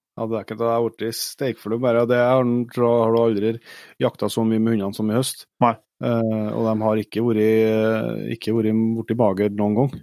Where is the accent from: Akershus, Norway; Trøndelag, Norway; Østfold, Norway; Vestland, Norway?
Trøndelag, Norway; Vi er jo trøndere